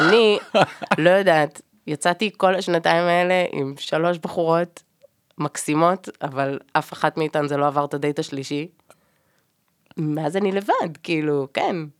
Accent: Ra'anana, Central District, Israel; אני במקום מהמרכז, מרעננה

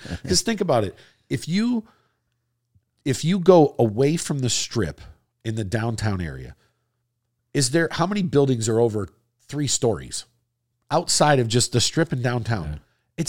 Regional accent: Wisconsin, United States; also born or lived in Florida; Now, I'm actually a native Floridian. You know, even though I grew up in Wisconsin, I was born and spent half my life in Florida.

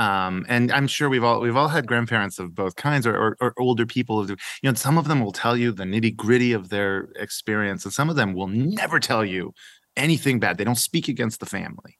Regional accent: Edmond, Oklahoma, United States; born or raised there; also born or lived in Iran / United Arab Emirates / Rome, Italy

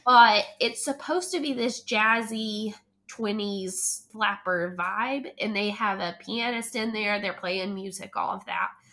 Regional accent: Hendersonville, North Carolina, United States; moved away as an adult; now in Charlotte, United States; I was also born and raised there.

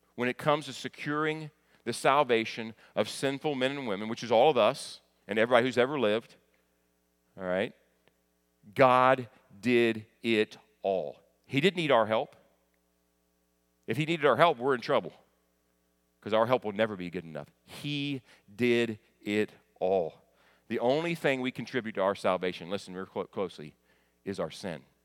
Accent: United States; I know the United States. I know where I'm from

